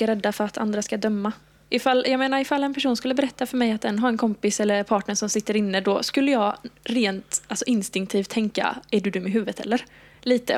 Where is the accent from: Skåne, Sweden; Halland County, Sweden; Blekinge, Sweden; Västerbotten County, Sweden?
Halland County, Sweden; Halmstad; moved away as an adult; now in Malmö, Sweden; jag är från Halmstad. Jag flyttade ner till Malmö då för att börja plugga för två och ett halvt år sedan